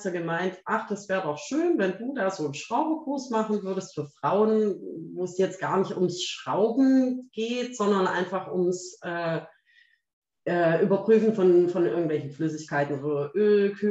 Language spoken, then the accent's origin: German; Baden-Württemberg, Germany; Und ich dachte so, ich als Schwabe, ne? denke mir natürlich, jetzt trenne ich diese Seite da raus.